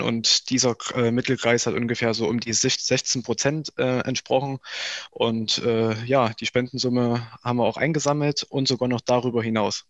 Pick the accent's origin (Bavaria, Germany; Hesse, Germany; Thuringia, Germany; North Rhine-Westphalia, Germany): Thuringia, Germany; Weida; also born or lived in Gera; Ich bin zwar in Gera geboren, aber wohne seit meinem ersten Lebensjahr hier in Weida